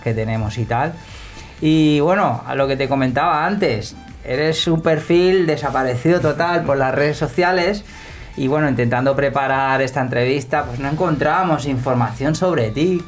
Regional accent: Sant Boi de Llobregat, Catalonia, Spain; yo soy de Samboy de Barcelona

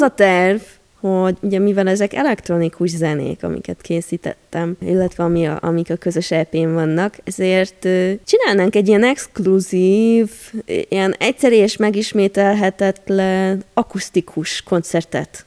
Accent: Hungary; magyar vagyok

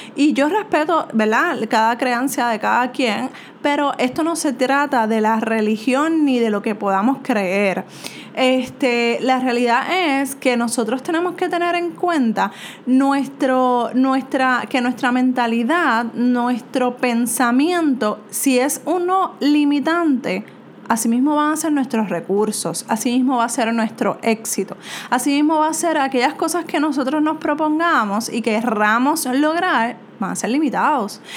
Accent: Puerto Rico; soy de Puerto Rico

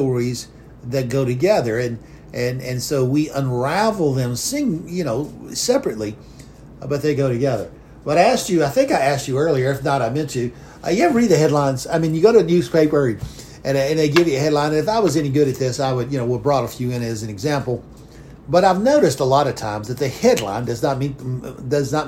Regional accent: McComb, Mississippi, United States; I am from Macomb, Mississippi. Where I was born and where my grandfather lived

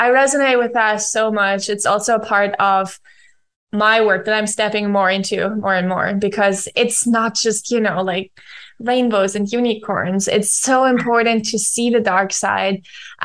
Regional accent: around Munich, Bavaria, Germany; I grew up around Munich in Germany.

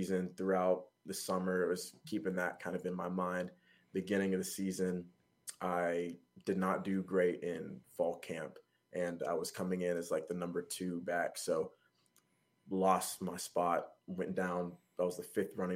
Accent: Georgia, United States; also born or lived in New York; I was born in New York actually, but lived my whole life in Georgia

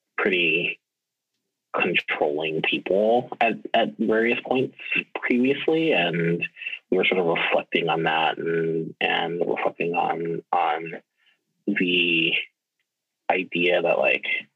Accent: New Iberia, Louisiana, United States; also born or lived in Baton Rouge, Louisiana; I am originally from South Louisiana. I grew up in this little town called New Iberia

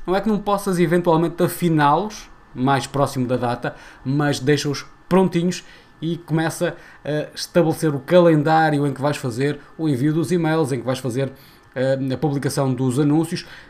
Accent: Portugal; enquanto portugueses

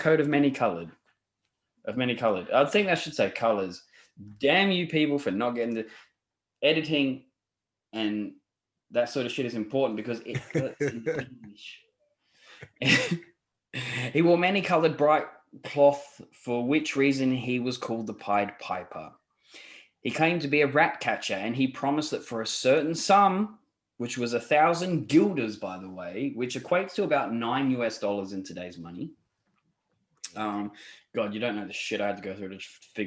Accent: Australia; I'm an Australian

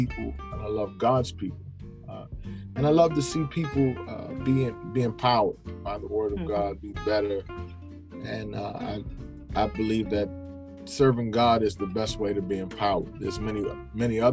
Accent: Crofton, Maryland, United States; I grew up in Crofton, Maryland

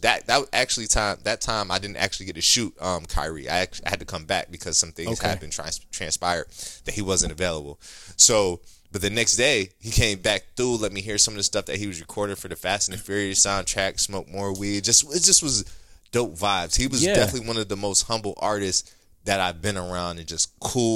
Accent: Ohio, United States; moved away; I'm originally from Ohio

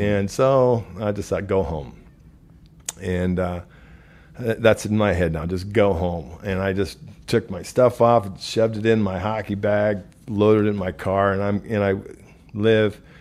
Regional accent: Omaha, Nebraska, United States; moved away as an adult; also born or lived in Council Bluffs, Iowa; I was born in Council Bluffs, Iowa. I moved to Omaha, Nebraska. Was raised there

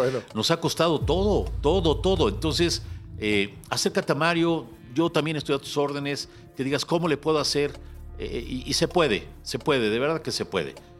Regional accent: Mexico City, Mexico; Yo, yo de la Moctezuma

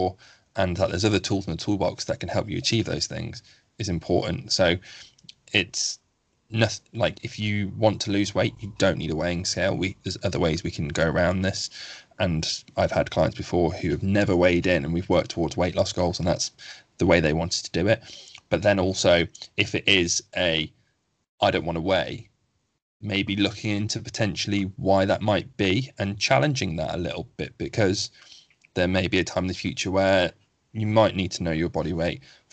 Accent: United Kingdom; as a British person

